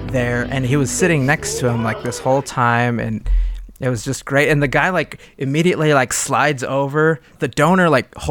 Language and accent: English; Baltimore, Maryland, United States; Yup. We're from Baltimore.